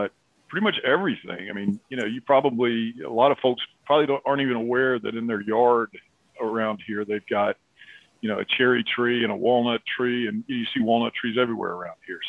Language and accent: English; Appalachia, United States; I grew up in Appalachia.